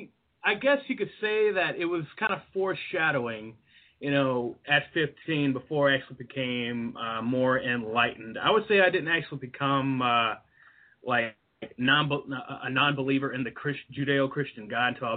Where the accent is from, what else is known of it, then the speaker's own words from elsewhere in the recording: Deep South, United States; I grew up in the Deep South, where religion and Jesus is the thing